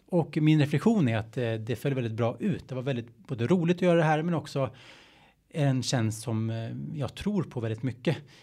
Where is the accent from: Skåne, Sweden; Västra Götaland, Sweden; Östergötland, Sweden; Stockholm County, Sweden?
Stockholm County, Sweden; a Stockholm suburb; jag är från, eh, en Stockholmsfort, att jag är svensk